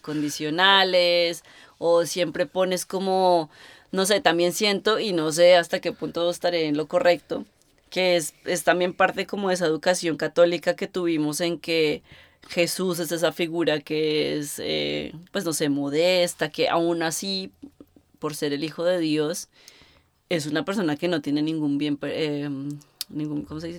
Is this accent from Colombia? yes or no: yes; Colombia; moved away; yo creciendo en Colombia